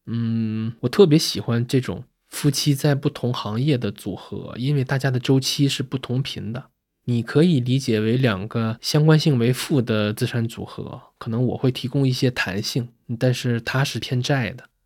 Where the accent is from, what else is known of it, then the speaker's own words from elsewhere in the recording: Northeast China, China; 我是工薪家庭长大的孩子嘛，父母在东北都是工人，家里边既没有人做过生意，也没有人当过公务员。